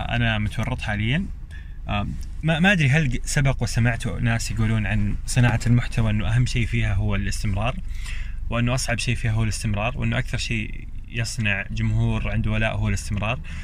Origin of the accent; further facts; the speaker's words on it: Eastern Province, Saudi Arabia; moved away as an adult; also born or lived in Jeddah; انا اصلا من اهل الشرقيه